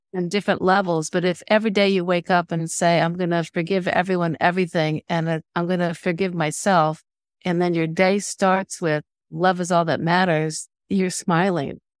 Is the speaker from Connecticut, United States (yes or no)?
no; Indiana, United States; moved away as an adult; now in Washington, United States; my hometown in Indiana